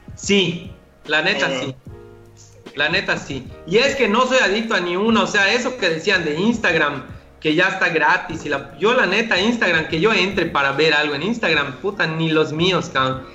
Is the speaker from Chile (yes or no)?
no; Yucatán, Mexico; solo que el dueño pues soy yo, yucateco